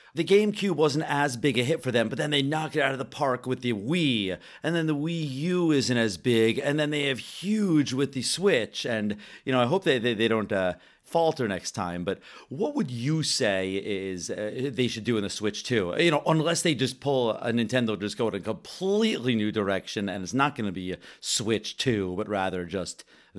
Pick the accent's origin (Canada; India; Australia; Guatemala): Canada; I am over Canadian.